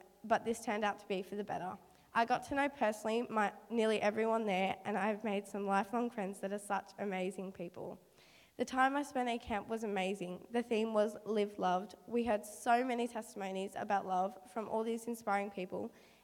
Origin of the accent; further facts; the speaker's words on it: Bundeena, New South Wales, Australia; my hometown, Bundina.